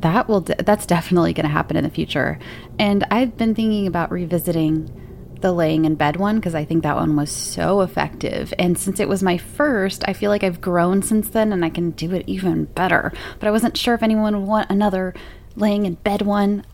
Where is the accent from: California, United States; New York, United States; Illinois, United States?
California, United States; El Centro; now in Arizona, United States; I was born in El Centro, California, just like Cher